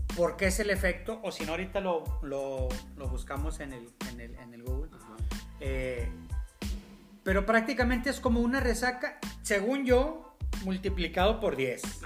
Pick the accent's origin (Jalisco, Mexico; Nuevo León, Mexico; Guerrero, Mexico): Nuevo León, Mexico; Monterrey; hacemos nosotros como, regios